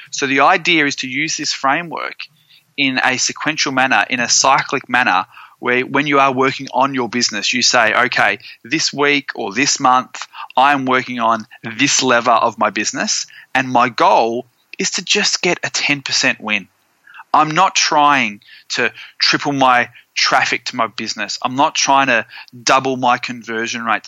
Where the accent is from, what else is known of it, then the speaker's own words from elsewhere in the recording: Australia; moved away; also born or lived in Florida; being an Aussie